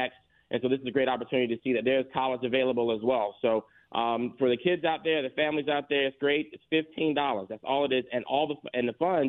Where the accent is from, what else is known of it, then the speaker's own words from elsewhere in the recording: Florence, South Carolina, United States; now in Atlanta, United States; I'm from Florence, South Carolina